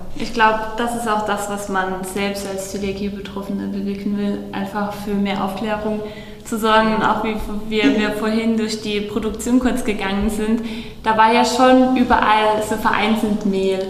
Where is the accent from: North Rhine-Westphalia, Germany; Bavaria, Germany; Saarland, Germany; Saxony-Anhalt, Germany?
Saarland, Germany; wir kommen ja aus dem Saarland